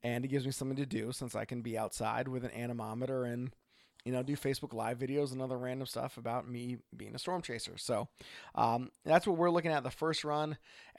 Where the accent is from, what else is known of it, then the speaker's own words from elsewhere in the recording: Oregon, United States; from Oregon.